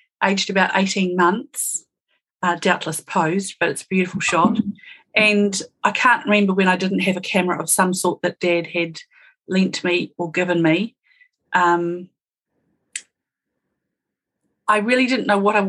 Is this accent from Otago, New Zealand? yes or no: no; Auckland, New Zealand; also born or lived in Upper Hutt, Wellington, New Zealand; now in Alexandra, New Zealand; I was born in Silverstream in Upper Hutt, Greater Wellington area, and we moved to Auckland when I was young